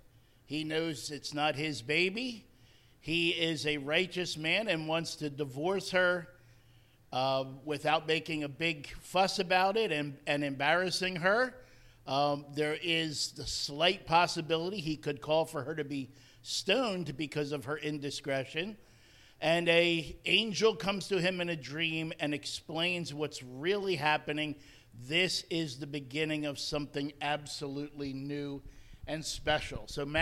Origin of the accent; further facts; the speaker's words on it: New Jersey, United States; moved away as an adult; also born or lived in Connecticut; I actually was ministering for 40 years in Connecticut, but I am from New Jersey. I grew up there.